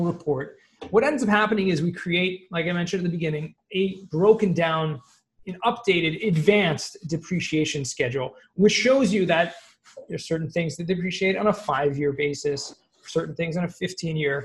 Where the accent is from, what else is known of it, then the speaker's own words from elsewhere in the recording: Los Angeles, California, United States; moved away; I actually grew up in Southern California